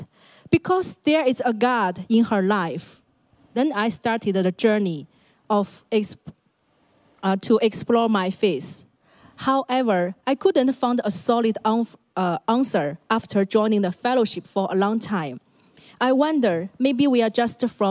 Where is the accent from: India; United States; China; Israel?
China; Shandong; English is a second language; moved away as an adult; now in Hong Kong; my hometown is in Shandong, a province in northern China.